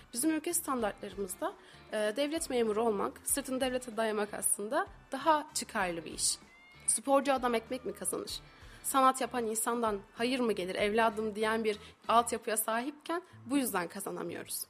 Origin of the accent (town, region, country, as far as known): İzmir, Turkey; moved away as an adult; now in Kayseri, Turkey